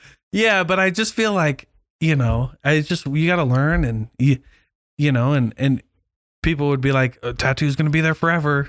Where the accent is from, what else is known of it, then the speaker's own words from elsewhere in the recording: Keokuk, Iowa, United States; I had people in my ward growing up in Keokuk who would go out like in between, like I'm LDS.